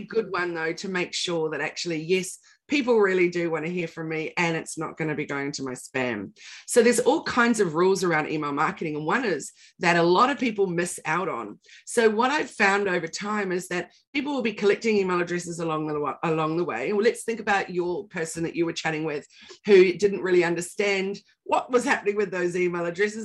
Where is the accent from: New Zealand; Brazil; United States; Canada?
New Zealand; now in Australia; I'm a Kiwi